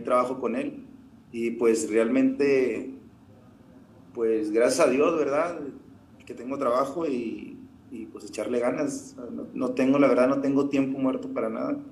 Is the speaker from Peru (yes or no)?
no; Colonia Francisco Villa, Nuevo León, Mexico; acá de la colonia de la Francisco Villa, de donde soy yo